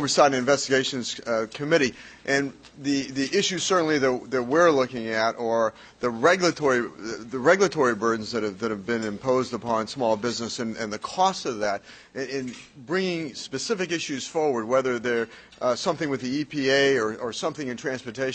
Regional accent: Colorado, United States; back in my home state, back in Colorado

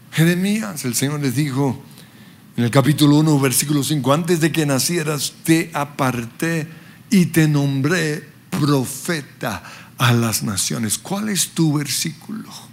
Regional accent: Colombia; also born or lived in Western Australia, Australia; aunque nací en Australia, soy colombiano de pura cepa

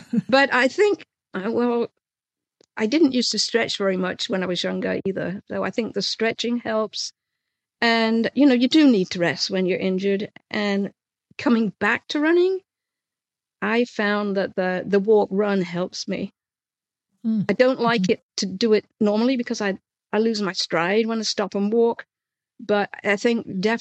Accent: England, United Kingdom; moved away as an adult; also born or lived in London / New Orleans; now in Savannah, United States; being English

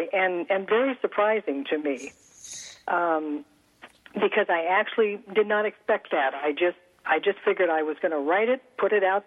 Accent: California, United States; my parents moved to California, and so I grew up in California

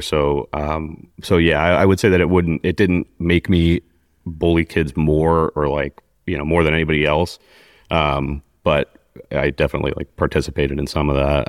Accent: Mokena, Illinois, United States; also born or lived in Glenwood, Illinois; I grew up in Glenwood, Illinois, which is a South Chicago suburb

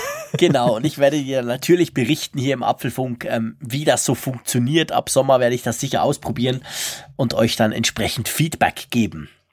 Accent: Switzerland; uns Schweizer

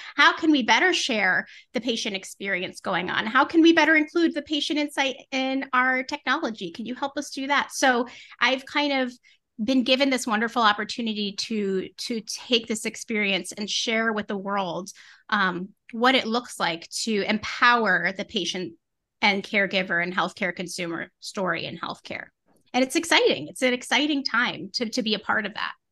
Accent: Connecticut, United States; now in Winchester, Massachusetts, United States; I grew up in New England in Connecticut

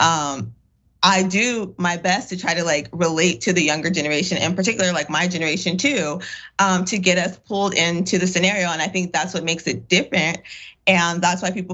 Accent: United States; accent: AAVE / Ebonics; first language African American Vernacular English; it's good old Ebonics. And for me, like, that's my first language.

